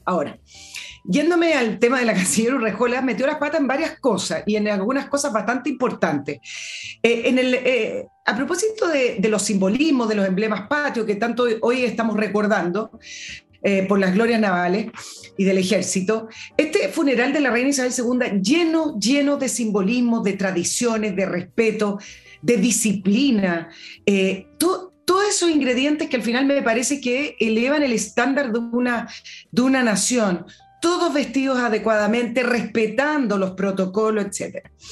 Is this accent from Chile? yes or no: yes; Chile